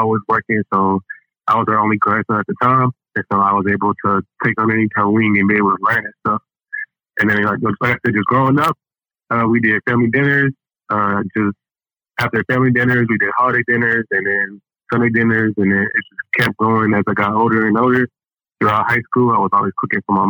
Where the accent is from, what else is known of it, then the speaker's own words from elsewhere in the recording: Indianapolis, Indiana, United States; moved away as an adult; now in Texas, United States; I moved from Indiana. I'm from Indiana, Indianapolis